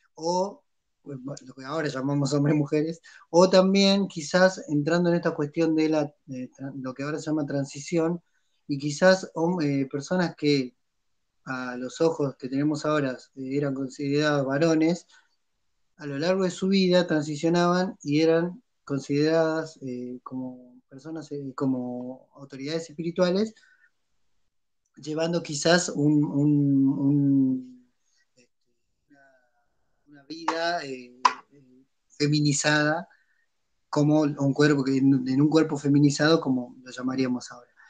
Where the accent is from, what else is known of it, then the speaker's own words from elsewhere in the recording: San Antonio de los Cobres, Salta, Argentina; venite a mi pueblo y fíjate cómo la, a San Antonio de Cobres